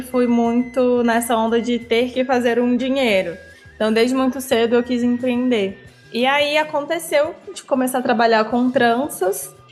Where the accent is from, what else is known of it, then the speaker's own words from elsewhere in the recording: Brasília, Federal District, Brazil; Eu sou de Brasília, é, moro aqui desde sempre, minha família é mineira. É, eu cresci no Varjão, que é uma comunidade na periferia aqui de Brasília